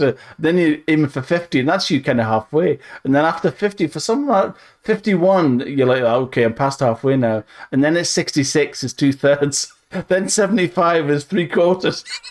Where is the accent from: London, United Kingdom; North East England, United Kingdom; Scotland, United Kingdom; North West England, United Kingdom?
North East England, United Kingdom; Northumberland; I'm from Northumberland